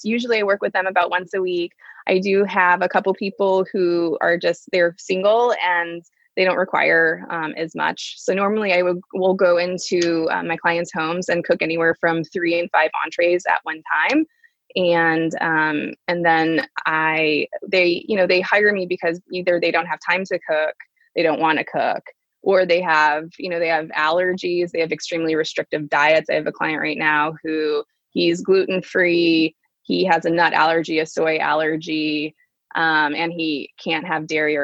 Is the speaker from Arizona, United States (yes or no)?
no; Dayton, Ohio, United States; I grew up in Dayton, Ohio.